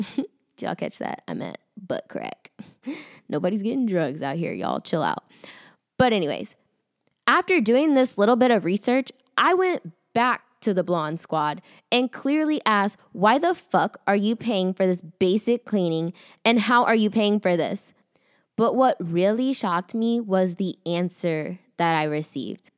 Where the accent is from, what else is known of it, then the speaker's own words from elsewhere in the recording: Austin, Texas, United States; moved away as an adult; now in Dallas, United States; I'm from Austin